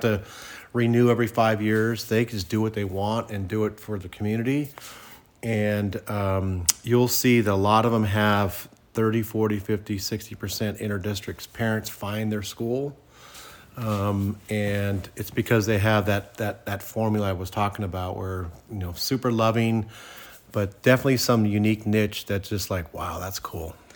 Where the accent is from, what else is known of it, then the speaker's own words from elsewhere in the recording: Santa Clara, California, United States; when I grew up in Santa Clara